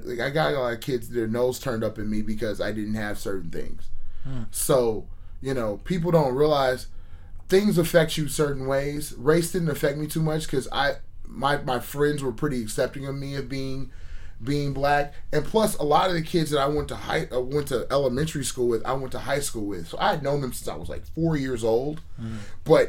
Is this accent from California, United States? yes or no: yes; Menlo Park, California, United States; I grew up in Menlo Park.